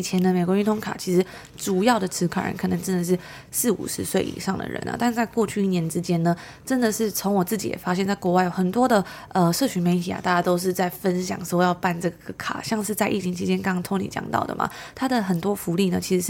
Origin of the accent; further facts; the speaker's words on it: Taiwan; now in Toronto, Canada; 因为我觉得从台湾搬来多伦多的这个差别真的是太大了。